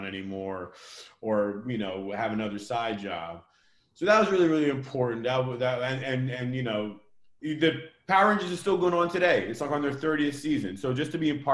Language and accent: English; Vancouver, British Columbia, Canada; I was born in Vancouver, Canada